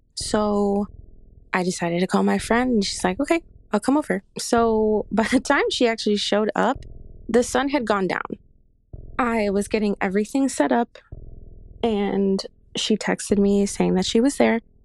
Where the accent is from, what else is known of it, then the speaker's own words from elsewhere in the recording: Chicago, Illinois, United States; I am from Chicago